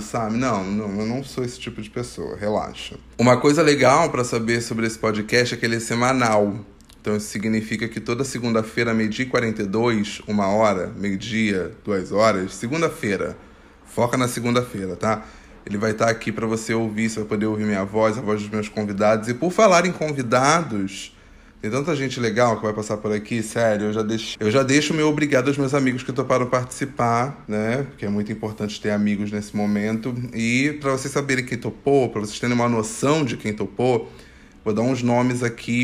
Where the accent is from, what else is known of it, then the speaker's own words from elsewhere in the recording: Rio de Janeiro, Brazil; Eu nasci no Complexo do Alemão